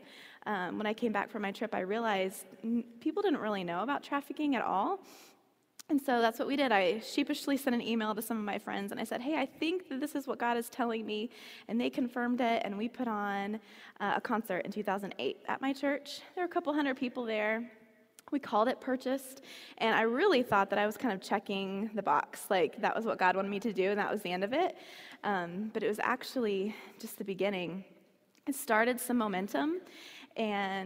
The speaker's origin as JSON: {"language": "English", "town": "Marion", "region": "Indiana", "country": "United States", "tie": "born or raised there", "said": "I'm from Marion, Indiana, so I grew up here"}